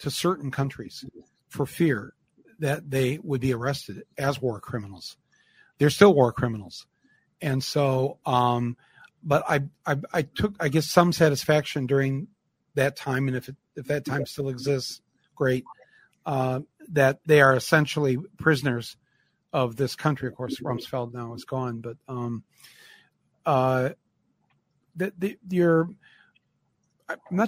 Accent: United States; as an American

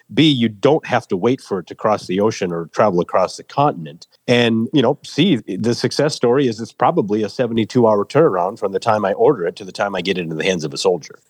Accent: rural Minnesota, United States; also born or lived in Seoul, South Korea; brought to America at age eight months. So on March 5th of 1982, I landed at Minneapolis St. Paul International Airport and was adopted by the Lindquist family in rural Minnesota on a farm

